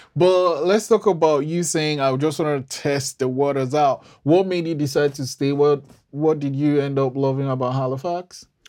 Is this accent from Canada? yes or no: no; Nigeria; I'm Nigerian